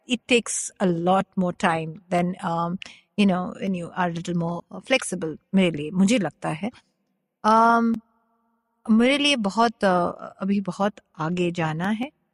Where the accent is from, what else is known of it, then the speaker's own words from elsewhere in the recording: Kolkata, West Bengal, India; Hindi is a second language; moved away as an adult; also born or lived in Bangalore / United States; मैं कैलकाटा से हूँ बैंगलोर से हूँ